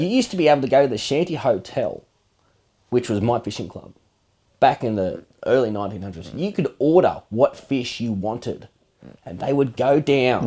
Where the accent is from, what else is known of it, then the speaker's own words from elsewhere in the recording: Australia; we grew up in Mara